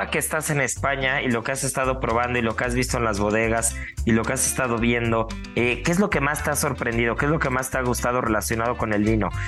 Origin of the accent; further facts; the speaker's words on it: Mexico; como buena mexicana, como buena comelona